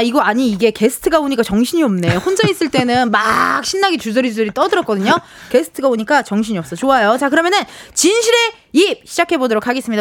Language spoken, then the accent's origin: Korean; Incheon, South Korea; 제가 인천 출신이니까